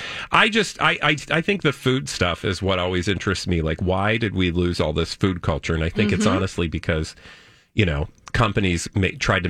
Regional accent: Houston, Texas, United States; we're from Houston

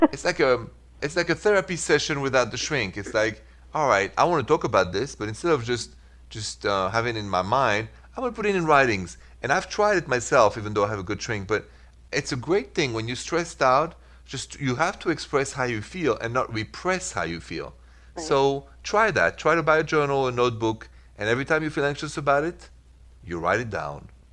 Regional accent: Midwest, United States; I'm from the Midwest.

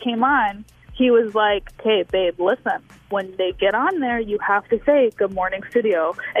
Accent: Chicago, Illinois, United States; so we're originally from the Chicago area.

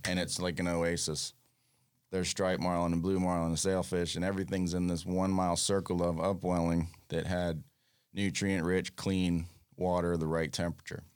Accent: Fort Lauderdale, Florida, United States; also born or lived in Freeport, Bahamas; grew up on the New River in Fort Lauderdale

